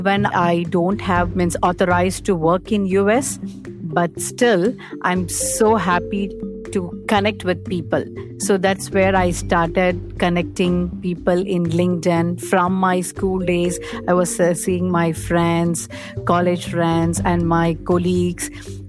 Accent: India; English is a second language; now in United States; After I moved from India to US

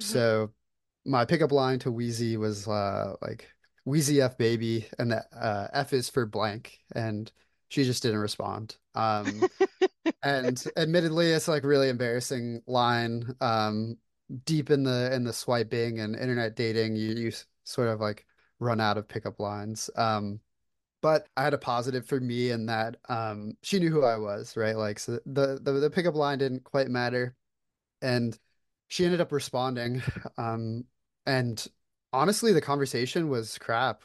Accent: Florida, United States; moved away as an adult; now in Atlanta, United States; I was born and raised in Florida

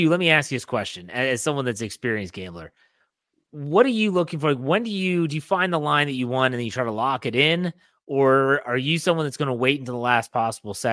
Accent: West Virginia, United States; my home state, West Virginia

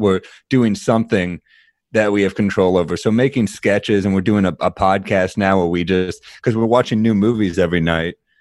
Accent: New York City, New York, United States; I'm a New Yorker, I'm a native New Yorker

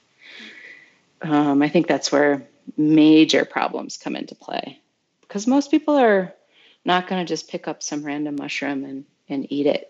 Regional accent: Michigan, United States; We're Michigan people

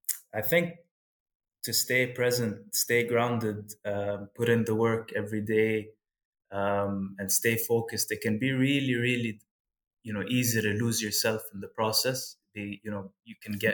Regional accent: Kuwait; moved away as an adult; also born or lived in United States; growing up in Kuwait

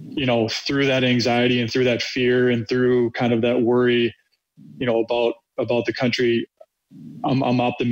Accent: Minnesota, United States; Being American, growing up

